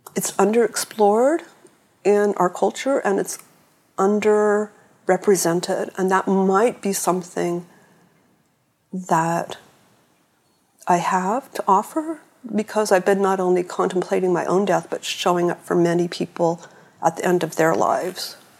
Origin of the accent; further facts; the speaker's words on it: San Francisco, California, United States; I was born in 1956 in San Francisco